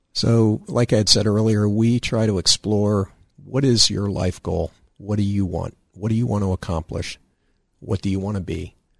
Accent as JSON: {"language": "English", "town": "Danville", "region": "Pennsylvania", "country": "United States", "said": "from Danville, Riverside area."}